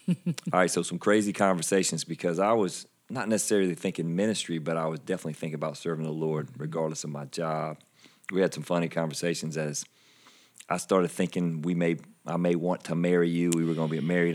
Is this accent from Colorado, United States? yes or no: no; Anderson, South Carolina, United States; also born or lived in Iowa; Most people can tell by my accent that I'm from, uh, South Carolina, grew up in Anderson